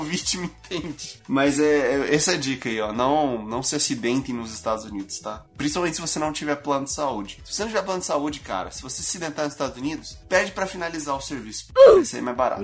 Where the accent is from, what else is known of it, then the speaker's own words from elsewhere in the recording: Brazil; moved away; also born or lived in United States; como brasileiro no exterior